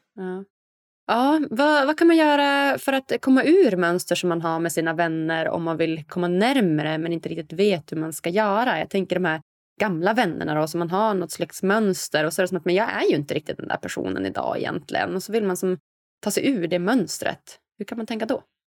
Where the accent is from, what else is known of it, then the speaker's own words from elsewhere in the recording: Umeå, Västerbotten County, Sweden; moved away; also born or lived in Stockholm; där jag kommer från, lilla Umeå